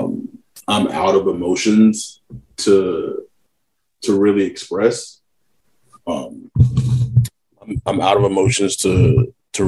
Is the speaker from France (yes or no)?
no; West Texas, United States; now in Orange County, United States; I'm from West Texas